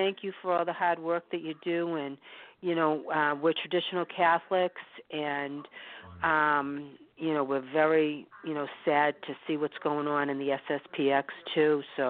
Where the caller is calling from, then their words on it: Boston, Massachusetts, United States; And we're from Boston, Massachusetts.